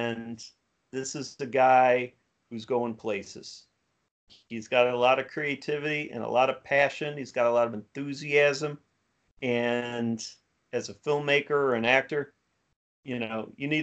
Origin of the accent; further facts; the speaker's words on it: Cleveland, Ohio, United States; now in Houston, United States; I'm from Cleveland, Ohio originally